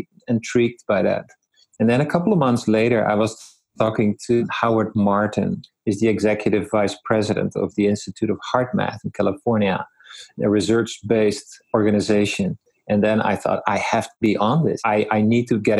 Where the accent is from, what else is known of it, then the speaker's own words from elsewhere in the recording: Netherlands; moved away as an adult; now in Vernon, Canada; I grew up in the Netherlands